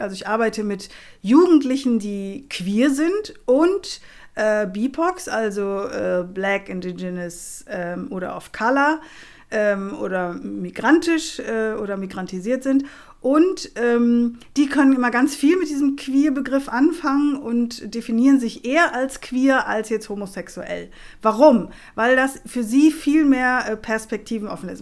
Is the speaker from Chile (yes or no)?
yes; Chile; now in Germany; da, wo ich herkomme, ich komme aus dem südamerikanischen Kontinent äh, und zwar aus Chile